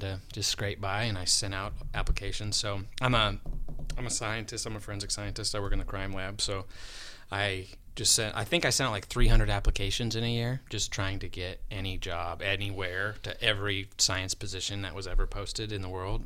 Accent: Sterling, Colorado, United States; moved away as an adult; my hometown in Sterling

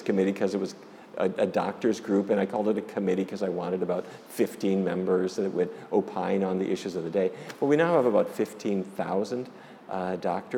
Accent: Fargo, North Dakota, United States; born or raised there; also born or lived in Minneapolis

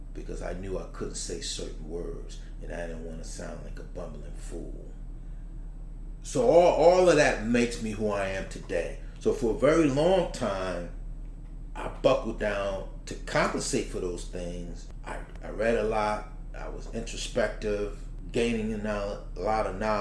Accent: Newark, New Jersey, United States; growing up in Newark, at a time just before things went bad

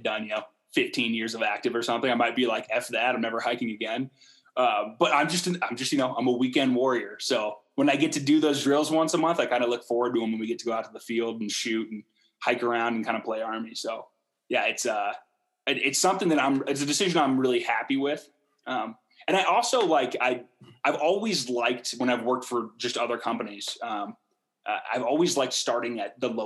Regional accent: Portland, Oregon, United States; moved away as an adult; now in Salt Lake City, United States; I grew up in Portland, as I've told you guys, I still have a bunch of family there

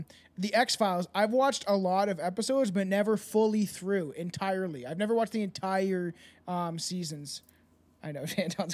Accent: Canada; I'm Canadian

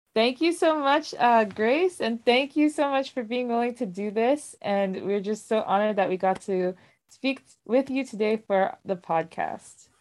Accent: Nigeria; I Nigerian born

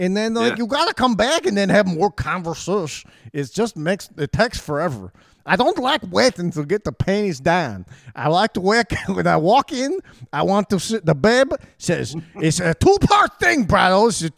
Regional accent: Bronx, New York, United States; The Bronx is up here. It's more nasally. Yeah, I'm from the Bronx.

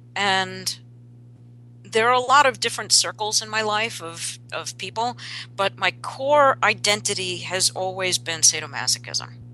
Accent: New York, United States; I grew up in New York

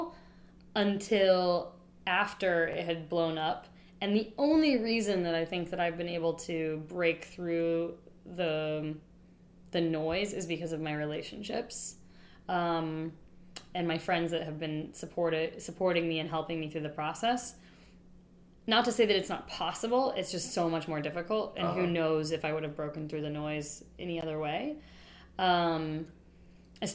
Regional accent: Wichita, Kansas, United States; moved away; I'm from Wichita

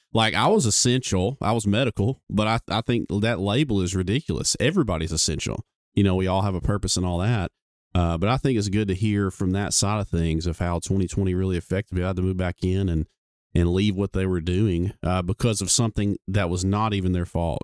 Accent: Gadsden, Alabama, United States; we're both from Gadsden

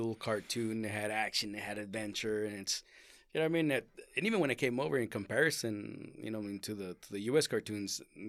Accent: Mexico; born there; I was born in Mexico.

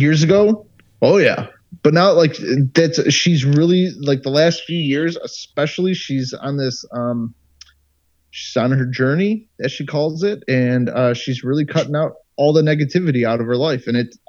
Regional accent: United States; moved away as an adult; now in Germany; for us being American, before I moved over here

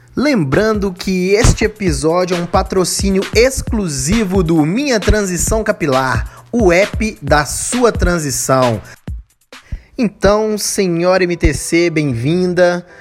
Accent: Minas Gerais, Brazil; BH, as Minas Gerais, terra do pão de queijo, de onde eu sou

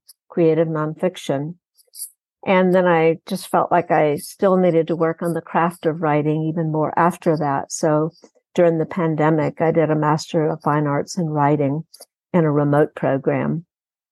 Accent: Texas Gulf Coast, United States; also born or lived in Houston, Texas; I grew up on the Texas Gulf Coast in an industrial city, and I've spent most of my adult life in Houston

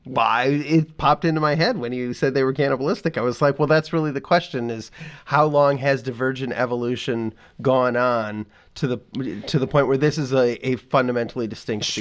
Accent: Midwest, United States; as a Midwesterner

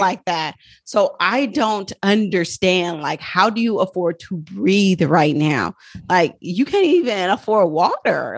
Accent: Oakland, California, United States; I'm from Oakland, California

